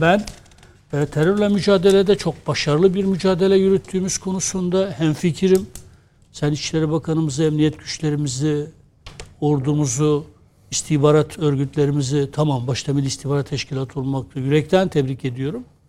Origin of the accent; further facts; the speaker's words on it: Adıyaman, Turkey; Biz Adıyaman Malatya'nın eski ilçesiydik.